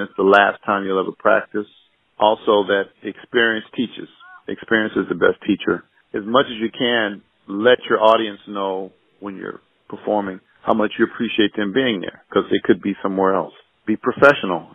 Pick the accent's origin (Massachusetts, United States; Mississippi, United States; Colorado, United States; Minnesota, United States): Colorado, United States; Denver; moved away as an adult; also born or lived in Carthage, Missouri / Cleveland; I was born in Carthage, Missouri. Then I was raised, my folks lived in Cleveland until I was about 7, and then we moved to Denver, Colorado, and I was there until I went away for college